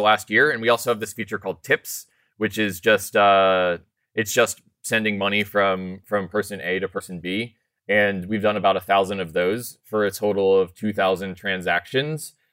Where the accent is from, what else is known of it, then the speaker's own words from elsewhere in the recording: Colorado, United States; I'm actually from Colorado, but I'm out in San Francisco 'cause we're sponsoring GitHub Universe right now